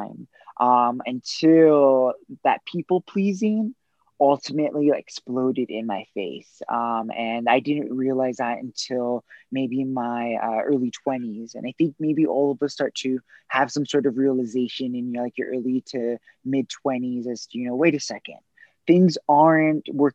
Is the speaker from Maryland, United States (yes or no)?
no; Los Angeles, California, United States; I grew up in Southern California in Los Angeles. I'm born and raised.